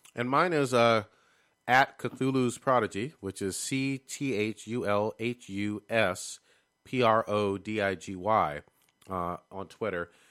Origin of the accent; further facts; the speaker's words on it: West Coast, United States; as a West Coast person